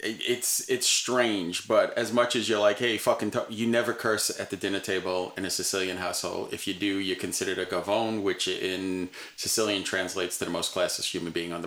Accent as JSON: {"language": "English", "town": "New York City", "region": "New York", "country": "United States", "tie": "born or raised there", "said": "I grew up in New York City"}